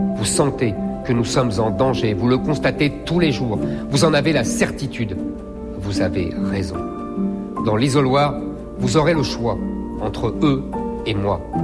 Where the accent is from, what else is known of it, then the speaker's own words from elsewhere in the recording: Seine-Saint-Denis, Île-de-France, France; Je suis né en Seine-Saint-Denis dans une famille